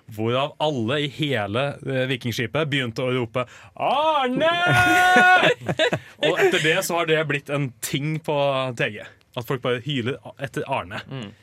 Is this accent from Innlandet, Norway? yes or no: yes; Kongsvinger, Innlandet, Norway; Kongsvinger, eh, der jeg er ifra.